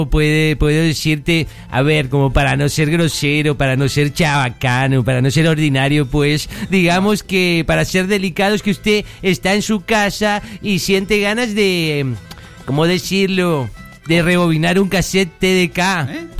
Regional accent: Colombia; Sí, soy de Colombia, ¿no lo has notado por mi asiento?

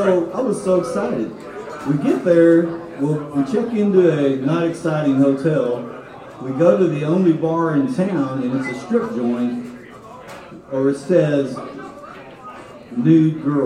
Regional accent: Texas, United States; Dan's from Ohio. I'm from Texas.

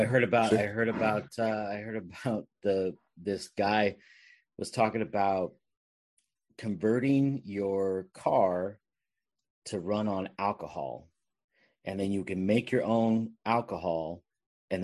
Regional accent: Bay Area, California, United States; I'm from the Bay Area, so we had all sorts of radio stations

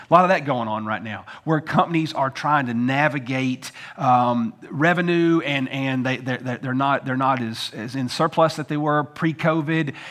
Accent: United States; as Americans

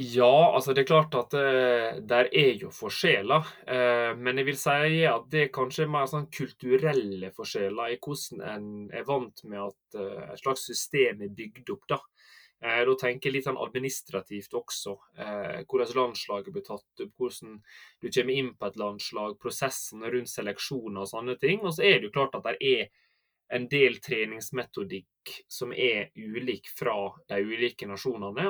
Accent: Sunnylven, Møre og Romsdal, Norway; accent: Sunnmøre dialect; moved away as an adult; dere hører kanskje på dialekten at jeg er fra Sunnmøre, da. Uh, så jeg er oppvoksen der, på en liten plass som heter eh, Sunnylven

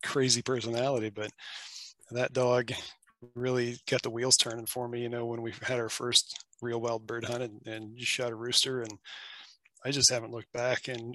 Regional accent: Appalachia, United States; now in Washington, United States; where I'm from Appalachia. And where I grew up

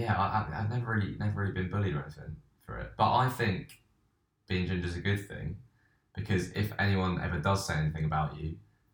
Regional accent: Beaconsfield, South East England, United Kingdom; I grew up in Buckinghamshire.

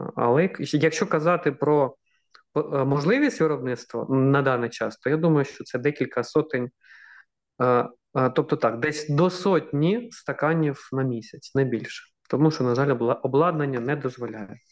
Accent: Kharkiv, Kharkiv Oblast, Ukraine; moved away; я ж сам з Харкова, 25 років прожив у Харкові

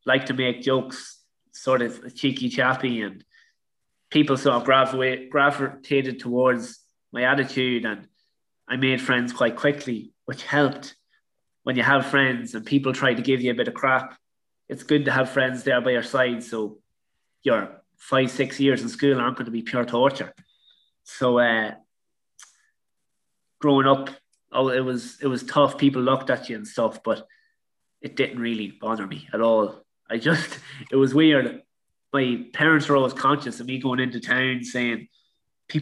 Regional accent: Ireland; growing up in Ireland, I was a good amateur player

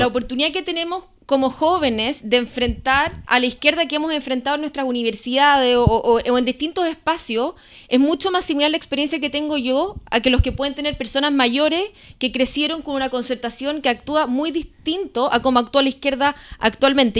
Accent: Osorno, Los Lagos, Chile; moved away as an adult; also born or lived in Santiago; Osornina de Tomo y Lomo de toda la vida. Nací, crecí en, en Osorno.

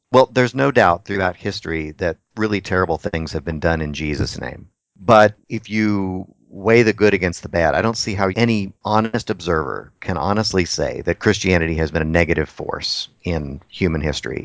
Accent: Texas, United States; now in Anchorage, United States; I'm from Texas, and I love the Mexican food

